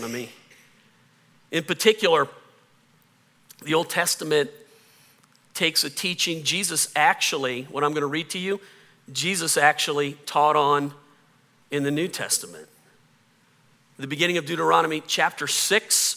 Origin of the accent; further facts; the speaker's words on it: the South, Southern United States, United States; accent: Southern; I can hear my Southern accent come out